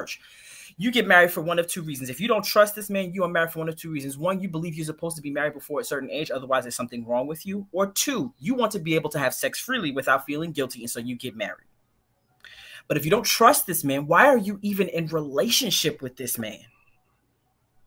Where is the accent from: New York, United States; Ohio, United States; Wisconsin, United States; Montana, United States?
New York, United States; New York City; I'm from Brooklyn.